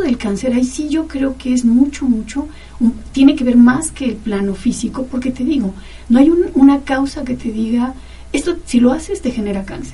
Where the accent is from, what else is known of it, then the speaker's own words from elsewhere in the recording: Mexico City, Mexico; moved away; en el Distrito Federal, que es de donde yo vengo